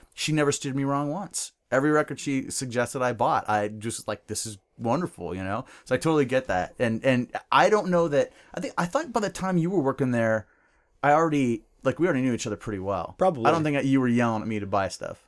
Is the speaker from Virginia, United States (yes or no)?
no; Bellingham, Washington, United States; the guys that I grew up with in Bellingham